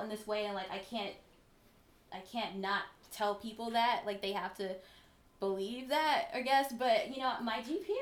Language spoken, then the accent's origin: English; Mississippi, United States; moved away as an adult; also born or lived in Philadelphia / Ithaca; I was from Mississippi and I assumed that, well, first of all, I live in a town of 5,000 people